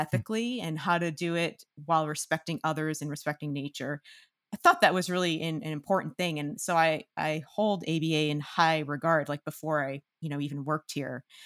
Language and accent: English; outside Boston, Massachusetts, United States; I'm from Massachusetts, and, um, I'm from right outside of Boston, one of the suburbs